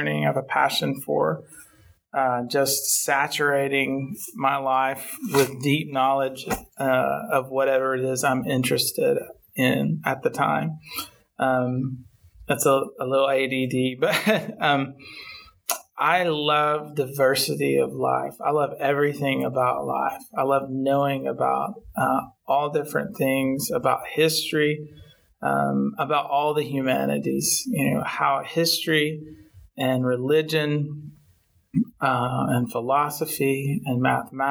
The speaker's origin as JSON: {"language": "English", "town": "Town Creek", "region": "Alabama", "country": "United States", "also_born_or_lived": "Florence, Alabama", "moved": "as an adult", "lives_now": "Nashville, United States", "said": "I'm from Northwest Alabama, a small town called Town Creek, which is basically a cotton field in the middle of nowhere."}